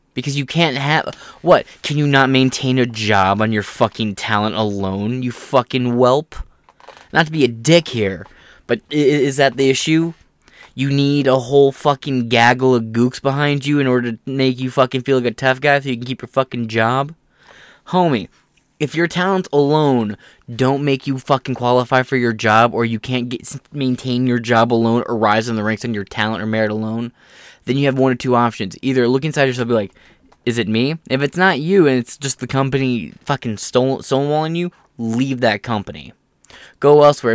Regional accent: Michigan, Ohio area, United States; I'm from the Mile Hill area, which is, like, the Michigan, uh, Michigan, Ohio area

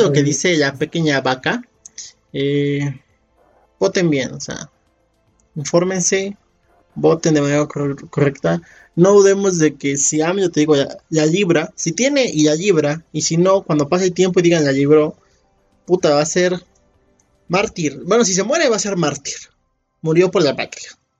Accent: Mexico; somos muchos mexicanos

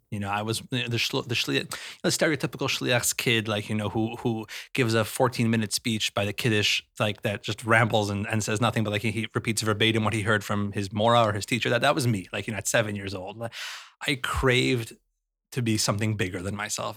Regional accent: Salt Lake City, Utah, United States; I grew up in Salt Lake City

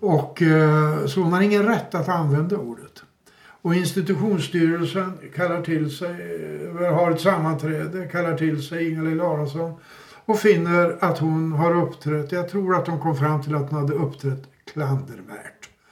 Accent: Uppsala, Uppsala County, Sweden; som Uppsalabo

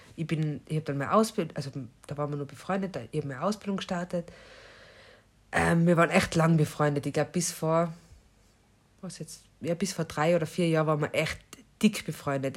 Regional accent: Austria; moved away; bei uns in Österreich

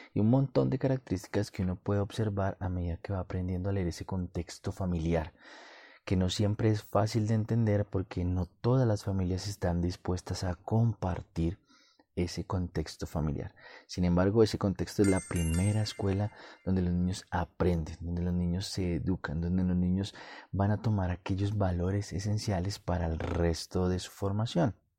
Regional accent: Colombia; en mi país, Colombia

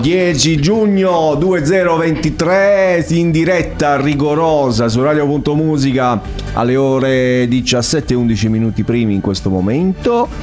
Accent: Altamura, Apulia, Italy; io vengo da Altamura

